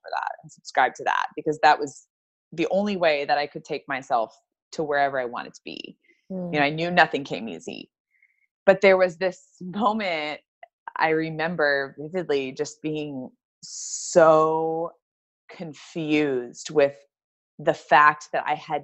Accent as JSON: {"language": "English", "region": "Kentucky", "country": "United States", "tie": "born or raised there", "also_born_or_lived": "Florida", "moved": "as an adult", "said": "I grew up in Kentucky."}